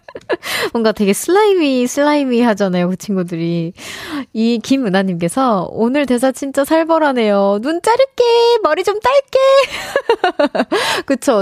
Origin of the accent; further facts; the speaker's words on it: Seoul, South Korea; 저는 서울 사람입니다